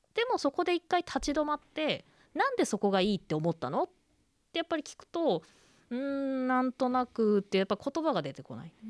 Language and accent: Japanese; Koriyama, Fukushima, Japan; moved away as an adult; also born or lived in Akita / Tokyo; 郡山ですそうですまあ割と都市部だった